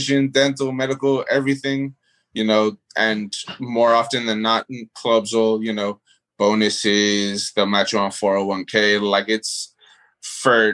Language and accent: English; Miami, Florida, United States; moved away as an adult; also born or lived in New York; now in North Carolina, United States; I was born in New York, but I mean, I moved down to Miami when I was like 8, 9 years old. So, I mean, that's been the majority of my life